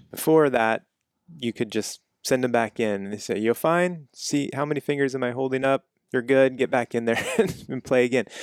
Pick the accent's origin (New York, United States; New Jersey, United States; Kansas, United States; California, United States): Kansas, United States; moved away; I'm from Kansas